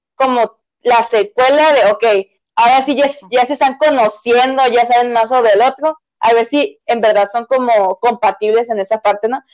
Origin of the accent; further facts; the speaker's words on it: northern Mexico, Mexico; nosotros somos norteñas, ¿no? Y nosotros usamos más chilo que chido